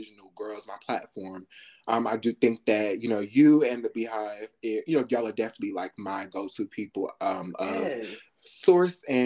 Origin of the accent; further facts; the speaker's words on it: New York, United States; I'm from New York. My sister went to this fashion high school in New York.